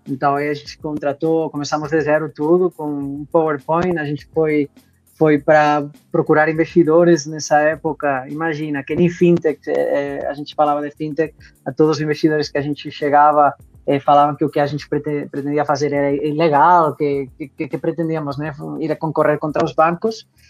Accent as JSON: {"language": "Portuguese", "town": "Barcelona", "region": "Catalonia", "country": "Spain", "also_born_or_lived": "London", "second_language": "Portuguese", "moved": "as an adult", "lives_now": "Brazil", "said": "eu eh, sou de Barcelona, sou espanhol, eh, de origem. Agora já acolhido pelo Brasil"}